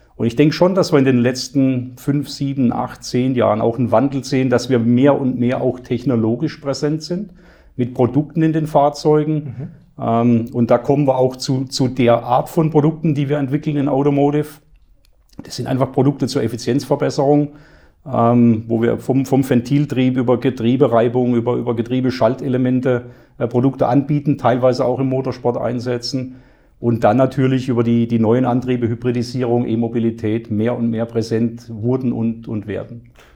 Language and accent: German; Black Forest, Baden-Württemberg, Germany; bei mir in meinem Heimatort im Schwarzwald